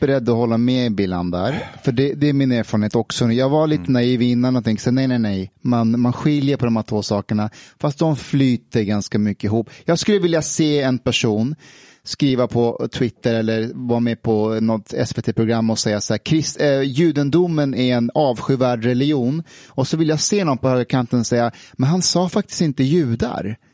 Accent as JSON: {"language": "Swedish", "country": "Afghanistan", "tie": "born or raised there", "moved": "yes", "said": "när jag växte upp i Afghanistan"}